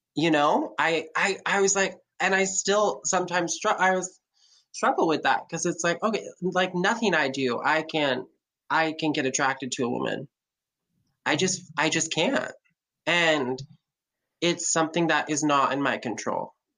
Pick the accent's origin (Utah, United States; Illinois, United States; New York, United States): Utah, United States; Lehi; I was raised in Lehi, Utah